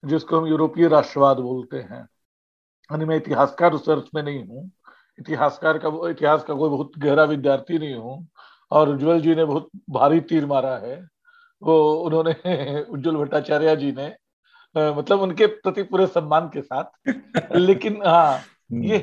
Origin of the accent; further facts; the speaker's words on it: Ranchi, Jharkhand, India; जैसे रांची शहर में कोई मुझे मिल जाए मेन रोड पे पूछे तुम कहाँ के हो तो मैं बताऊंगा कि जी मैं तो किशोरगंज का हूँ और अगर मैं पटना जा रहा हूँ कोई पूछे तुम कहाँ के हो तो मैं बताऊंगा मैं रांची का हूँ